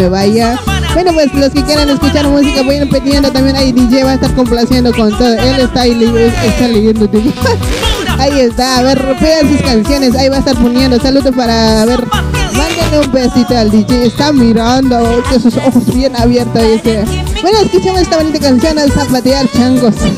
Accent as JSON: {"language": "Spanish", "region": "La Paz", "country": "Bolivia", "moved": "yes", "lives_now": "Argentina", "said": "Yo también soy de La Paz, pero yo soy de provincia"}